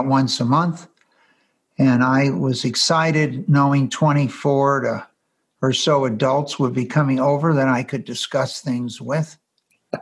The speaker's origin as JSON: {"language": "English", "town": "Los Angeles", "region": "California", "country": "United States", "tie": "born or raised there", "said": "I was born in Los Angeles"}